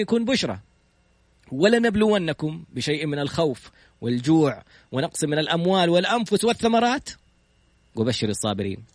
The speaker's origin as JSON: {"language": "Arabic", "country": "Saudi Arabia", "said": "انا سعودي"}